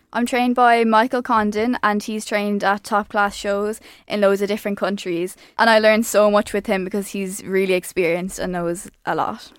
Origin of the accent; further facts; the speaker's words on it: Ireland; I'm an Irish show jumper.